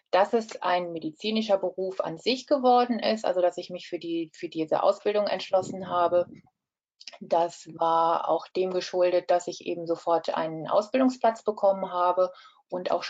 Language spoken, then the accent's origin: German; Rhineland-Palatinate, Germany; Ja, also das war so, dass ich bin in der Eifel aufgewachsen, habe mein Abitur in, in Daun absolviert